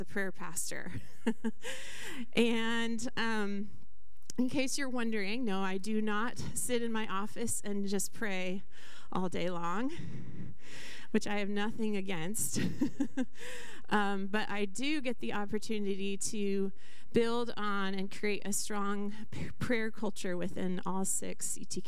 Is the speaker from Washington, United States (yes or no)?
yes; Skagit County, Washington, United States; I grew up in Skagit County